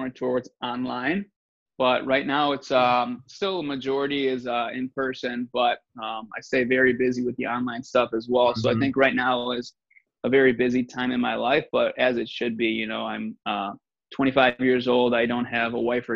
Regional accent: south suburbs of Chicago, Illinois, United States; now in Chicago, United States; I'm just from the south suburbs here. So I'm about about an hour out of the city

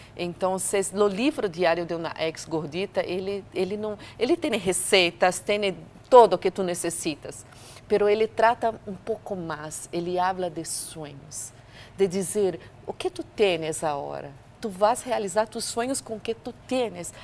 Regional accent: Brazil; moved away; eu sou brasileira

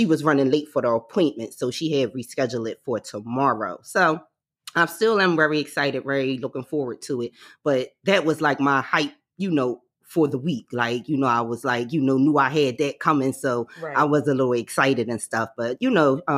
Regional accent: Philadelphia, Pennsylvania, United States; We from Philly

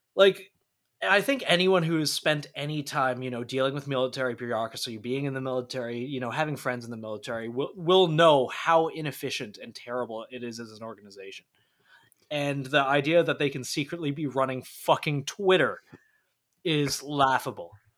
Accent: Canada; as a Canadian citizen

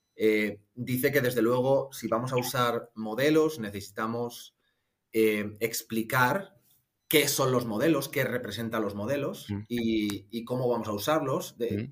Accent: Madrid, Community of Madrid, Spain; moved away as an adult; also born or lived in Ireland; now in Munich, Germany; soy, soy de Madrid, aunque llevo ya unos añitos viviendo en Múnich, en Alemania

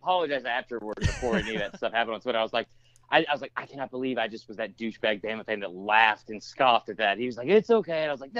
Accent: Atlanta, Georgia, United States; I grew up in Atlanta.

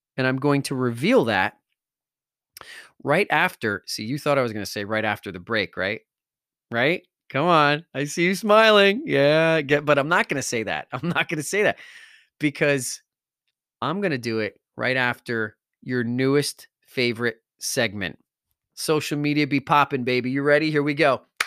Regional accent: Wallington, New Jersey, United States; I grew up in Wellington, New Jersey

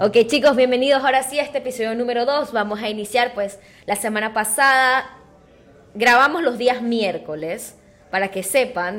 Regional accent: Panama; nosotros como buenos panameños y saboteadores que somos

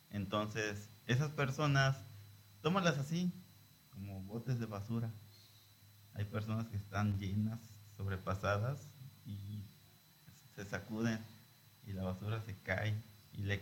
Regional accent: Lázaro Cárdenas, Michoacán, Mexico; Transmitimos desde Lázaro Cárdenas, Michoacán, desde el puerto de Lázaro Cárdenas. Somos costeños, ¿verdad?

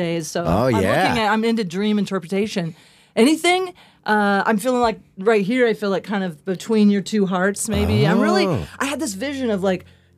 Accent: the Ozarks, United States; now in Denver, United States; I was raised in the Ozarks, and it's very conservative.

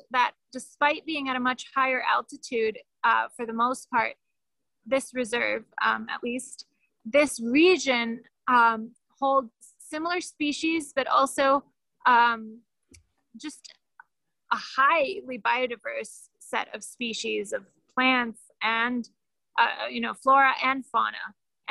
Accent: Ecuador; I mean, we are from Ecuador. I speak like an American, but I'm from here.

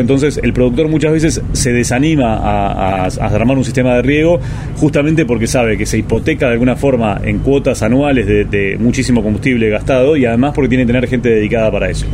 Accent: Argentina; como campo argentino

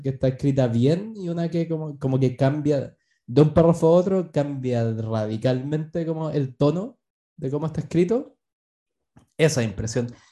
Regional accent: Chile

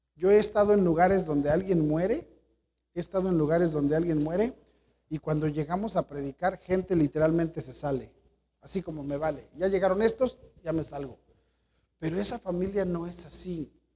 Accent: Mexico; nosotros somos mexicanos

